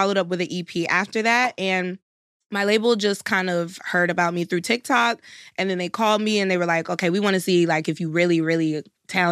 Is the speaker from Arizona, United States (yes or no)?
no; Tampa, Florida, United States; now in Los Angeles, United States; I got like a lot of the culture from growing up in Tampa